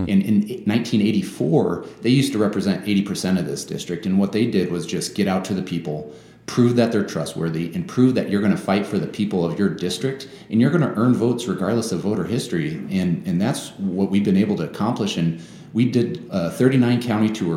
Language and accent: English; Sioux City, Iowa, United States; moved away as an adult; I was raised in Sioux City